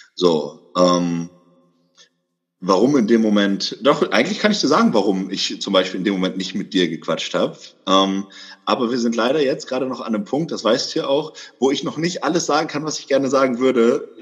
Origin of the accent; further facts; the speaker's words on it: Bremen, Germany; also born or lived in Hamburg; now in Berlin, Germany; Ich komme ursprünglich aus dem Norden Deutschlands. Ich komme aus Bremen, habe auch ganz viel Zeit meines Lebens in Hamburg verbracht.